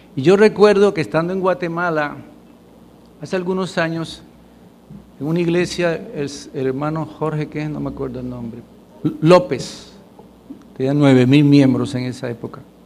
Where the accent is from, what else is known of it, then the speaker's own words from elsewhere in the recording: Puerto Rico; Puertorriqueños somos puertorriqueños